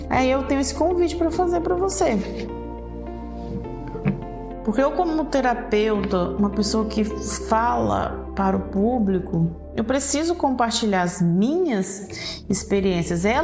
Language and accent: Portuguese; Brazil; Mas sabe que a maior lição de todas é que eu, como brasileira, amo a cultura que vivo, que nasci, que sou criada, o calor humano, a comida temperada com alho e muito sabor. Amo os lugares do Brasil.